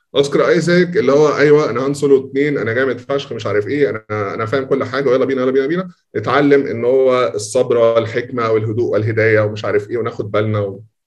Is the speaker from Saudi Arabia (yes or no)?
no; Egypt; عندنا في مصر